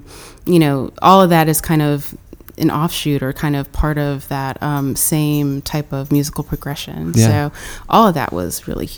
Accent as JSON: {"language": "English", "region": "Florida", "country": "United States", "tie": "born or raised there", "also_born_or_lived": "Lexington, Kentucky / Tennessee", "moved": "as an adult", "lives_now": "New York, United States", "said": "So I was born in Lexington, Kentucky, but I was raised mostly in Florida and a little bit of South Florida and North Florida, both. So most recently, my family, when I was a teenager, moved all to North Florida, and that's where they still are."}